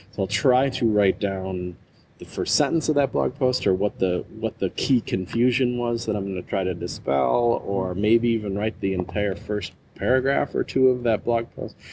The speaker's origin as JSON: {"language": "English", "region": "Wisconsin", "country": "United States", "tie": "born or raised there", "also_born_or_lived": "Florida / Palo Alto, California", "moved": "as an adult", "said": "I moved back home to my home state of Wisconsin, which is kind of right in the middle of the U.S."}